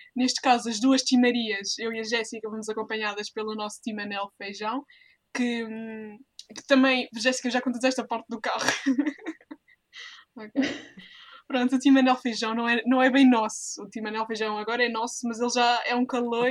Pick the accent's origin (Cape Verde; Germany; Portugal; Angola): Portugal; somos portuguesas